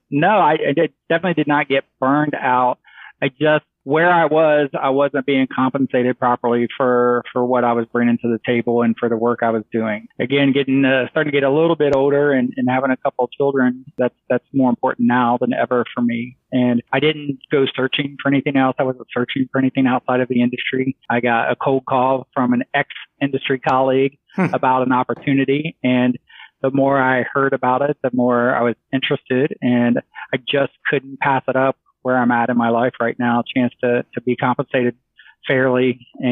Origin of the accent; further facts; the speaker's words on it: Ohio, United States; moved away; growing up in Ohio and being in Ohio during most of my career